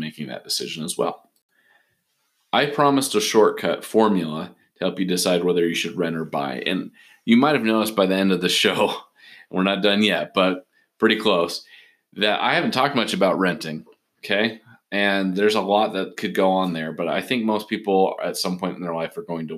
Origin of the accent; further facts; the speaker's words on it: Portland, Oregon, United States; moved away; I'm originally from Portland, Oregon.